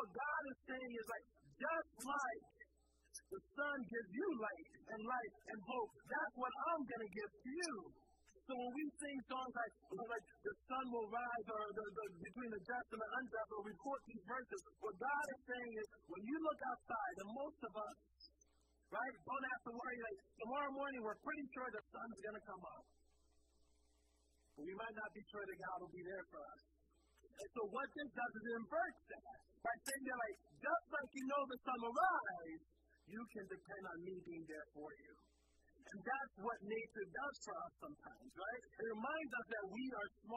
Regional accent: Philadelphia, Pennsylvania, United States; I grew up in Philadelphia.

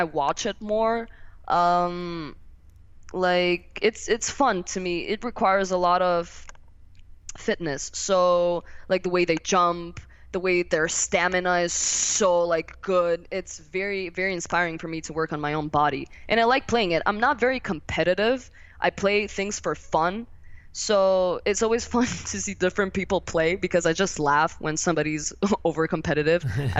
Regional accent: Milan, Lombardy, Italy; he's from Milan, so we're from Milan

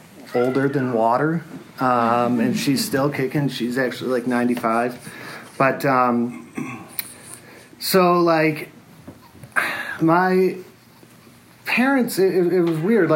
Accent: Detroit area, Michigan, United States; I was born in Detroit, and I grew up in a little community outside of there

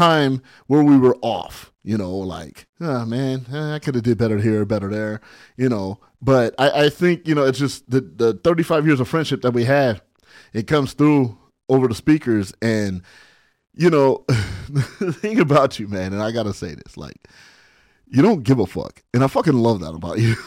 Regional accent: Barstow, California, United States; also born or lived in San Bernardino, California; I lived in my sister's shadow growing up in Barstow.

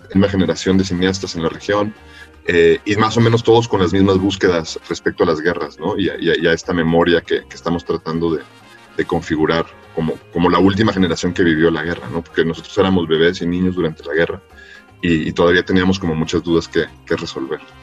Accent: Mexico; yo nací en México y no en El Salvador

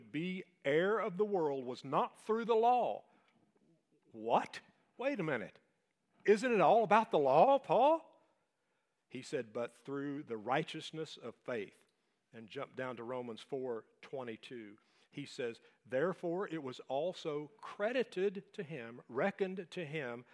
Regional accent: Appalachia, United States; So now we're Appalachian

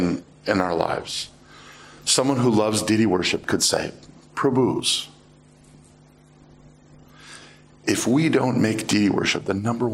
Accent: United States; I am American

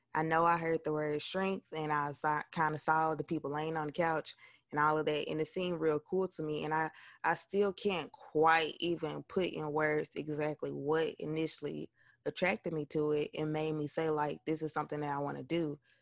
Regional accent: West Helena, Arkansas, United States; I am originally from West Helena, Arkansas.

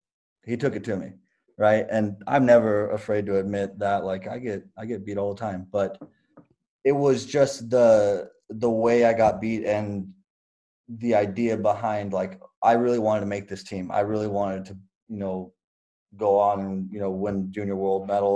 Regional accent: California, United States; moved away as an adult; also born or lived in Champaign, Illinois; now in Oregon, United States; I'm from the West Coast. I'm from California.

